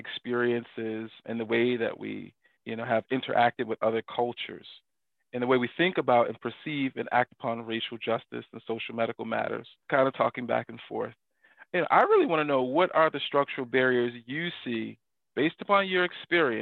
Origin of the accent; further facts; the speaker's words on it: the South, United States; growing up in the South